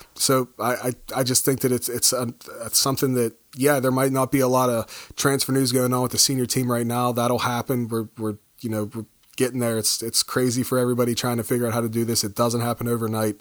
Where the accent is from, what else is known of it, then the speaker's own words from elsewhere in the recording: United States; being an American